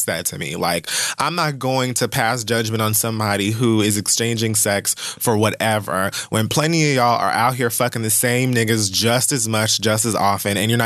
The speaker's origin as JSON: {"language": "English", "town": "Miami", "region": "Florida", "country": "United States", "tie": "born or raised there", "said": "I was raised in Miami."}